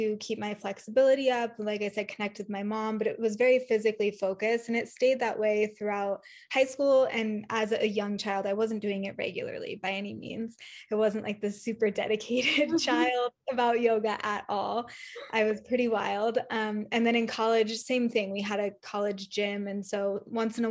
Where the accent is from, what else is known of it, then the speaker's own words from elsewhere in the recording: Northern California, United States; also born or lived in South Lake Tahoe; I am originally from Northern California